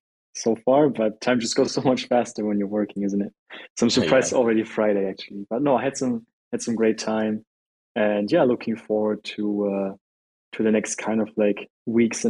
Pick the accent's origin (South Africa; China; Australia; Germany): Germany; I'm from Germany